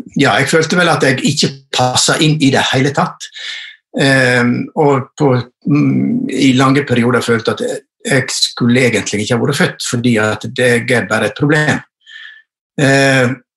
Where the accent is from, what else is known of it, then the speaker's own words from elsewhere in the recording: Western Norway, Norway; also born or lived in Førde; jeg er vestlending